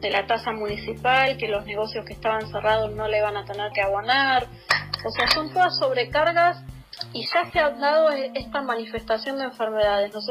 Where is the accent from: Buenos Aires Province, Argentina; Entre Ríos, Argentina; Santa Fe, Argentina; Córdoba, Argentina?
Buenos Aires Province, Argentina; Florencio Varela; todo, sea porque somos de Florencio Varela, es lo único